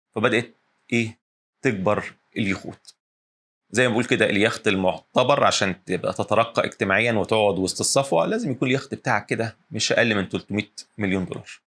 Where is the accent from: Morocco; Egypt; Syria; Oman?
Egypt; عندنا في الساحل الشمالي